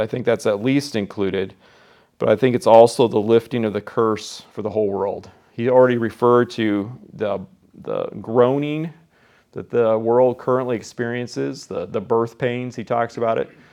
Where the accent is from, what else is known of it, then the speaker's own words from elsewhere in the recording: Iowa, United States; I'm from Iowa